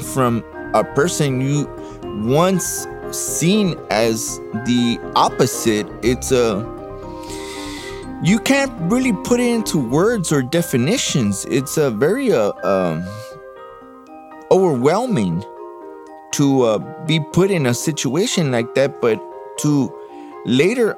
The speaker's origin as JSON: {"language": "English", "town": "Los Angeles", "region": "California", "country": "United States", "tie": "born or raised there", "said": "I was born in East LA, but grew up in South"}